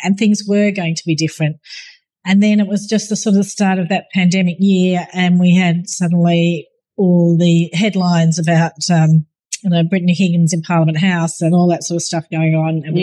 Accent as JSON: {"language": "English", "town": "Bathurst", "region": "New South Wales", "country": "Australia", "tie": "born or raised there", "said": "I grew up in Bathurst in a country town"}